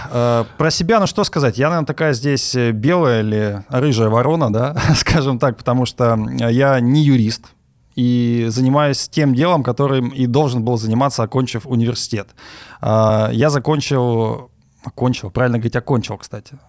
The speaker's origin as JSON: {"language": "Russian", "town": "Omsk", "region": "Omsk Oblast", "country": "Russia", "tie": "born or raised there", "said": "я родился в Омске, в Сибири"}